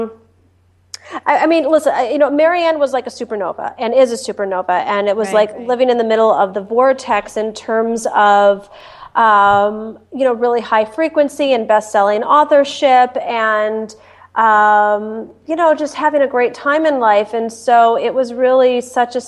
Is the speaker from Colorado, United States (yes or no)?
no; Detroit, Michigan, United States; moved away as an adult; also born or lived in Washington, D.C.; I was born and raised in Detroit